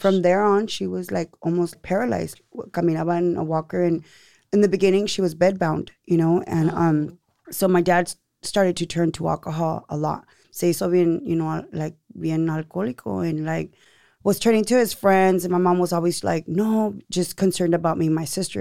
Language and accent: English; Seaside, California, United States; also born or lived in Monterey; now in Salinas, United States; I'm from Seaside. Yes. But I live here in Salinas now